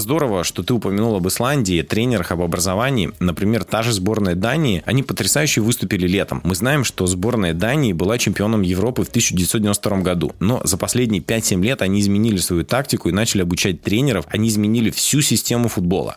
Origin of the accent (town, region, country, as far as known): Russia